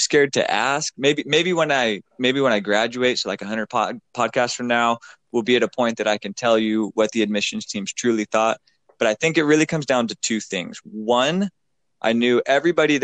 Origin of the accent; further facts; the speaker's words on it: Pacific Northwest, United States; moved away as an adult; I'm from the Pacific Northwest